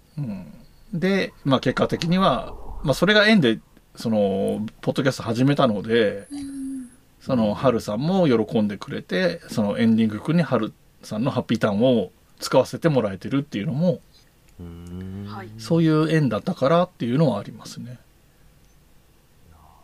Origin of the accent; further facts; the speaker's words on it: Yamanashi, Japan; accent: Koshu dialect; moved away as an adult; also born or lived in Kanagawa / Tokyo; 大学卒業まで山梨にいて、社会に出て、えーと、神奈川